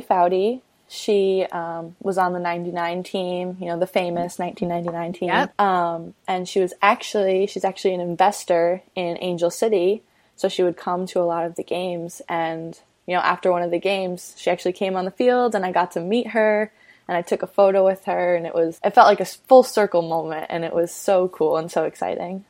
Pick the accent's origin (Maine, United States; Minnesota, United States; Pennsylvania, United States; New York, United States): New York, United States; Massapequa; I grew up in Massapequa, New York, which is on Long Island.